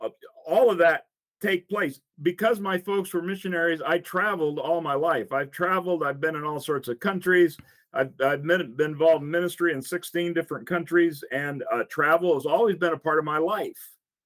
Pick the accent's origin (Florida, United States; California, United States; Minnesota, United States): Minnesota, United States; also born or lived in Africa; I was born in Minnesota. But 6 months later, I was out in Africa. And yes, I grew up in Africa. I spent 13 years growing up in Africa, my mom and dad.